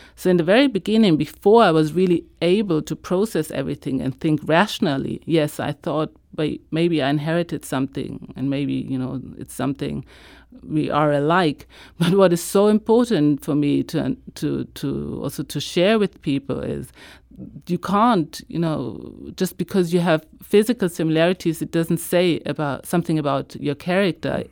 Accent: Hamburg, Germany; also born or lived in Israel; I one day went into a public library in my hometown. I live in Germany, in the north, in Hamburg

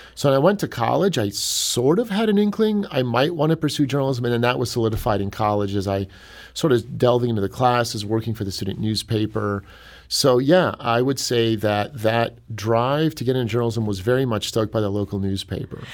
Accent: Cleveland, Ohio, United States; moved away as an adult; now in Saint Louis, United States; I'm from Cleveland originally

